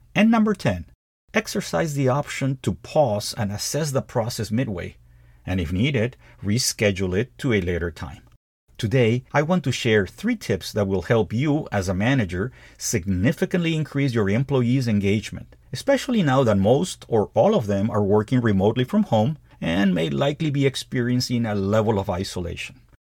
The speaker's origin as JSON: {"language": "English", "country": "Peru", "also_born_or_lived": "United States", "moved": "as an adult", "said": "my home country of Peru"}